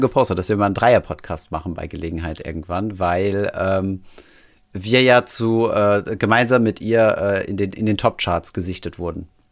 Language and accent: German; Germany; also born or lived in Paris / Saarland; now in Berlin, Germany; bei uns in Deutschland